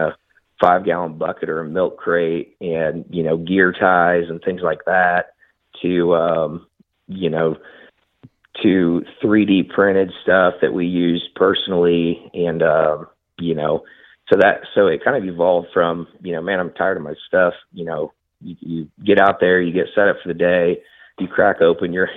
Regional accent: Southeast Nebraska, United States; also born or lived in Texas; now in Oklahoma, United States; I grew up in Southeast Nebraska

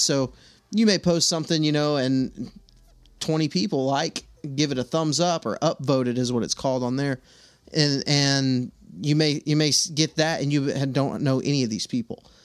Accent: Texas, United States; now in Alabama, United States; I'm from Texas, and I live in Alabama

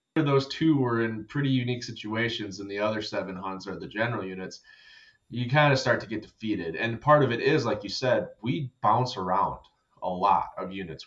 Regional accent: Minnesota, United States; I'm from Minnesota.

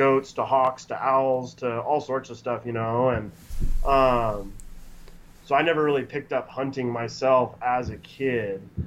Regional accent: Redmond, Oregon, United States; also born or lived in Tumalo, Oregon / Bend, Oregon; Born and raised in Central Oregon. I was born in Redmond, lived in Redmond, Tumalo, back to Redmond, and now I live in Bend.

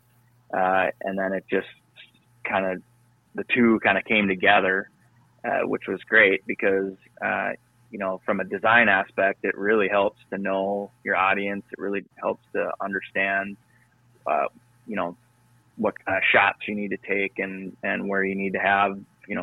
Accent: Northwest Minnesota, United States; moved away as an adult; also born or lived in Duluth, Minnesota / Arizona; I grew up in Northwest Minnesota

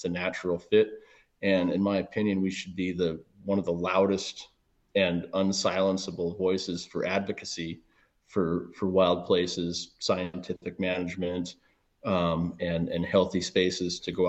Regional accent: Manitowoc, Wisconsin, United States; also born or lived in Milwaukee; So I'm originally from the Midwest, born in Milwaukee. And, you know, outside, I spent my time cutting my teeth in Manitowoc or Sheboygan County, just north of Milwaukee, all through childhood

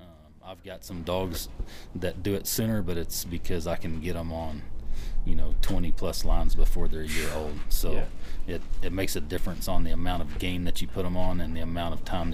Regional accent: Texas, United States; I grew up ranching in West Texas, and I had my first horse when I was 3

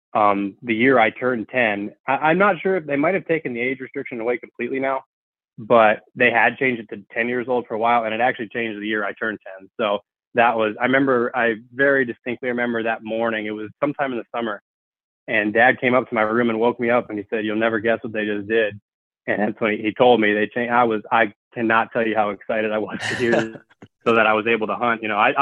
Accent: Hayward, Wisconsin, United States; I'm actually from Hayward, Wisconsin, which for those of you who aren't familiar is the north, kind of in the northwestern part of the state. It's a really cool area, actually. I've lived about 98% of my life here. But yeah, I grew up in a hunting family

